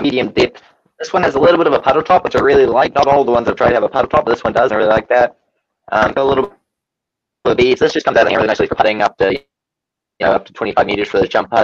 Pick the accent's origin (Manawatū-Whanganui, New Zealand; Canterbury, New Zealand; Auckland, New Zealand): Canterbury, New Zealand; Christchurch; I was born in Christchurch, New Zealand.